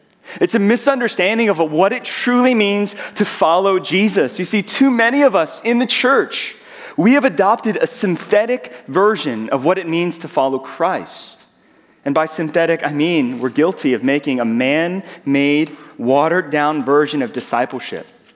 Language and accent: English; Georgia, United States; accent: southern; moved away as an adult; now in Southern California, United States; I'm from Georgia, and so as I get excited, you'll hear my southern accent come out. I will say y'all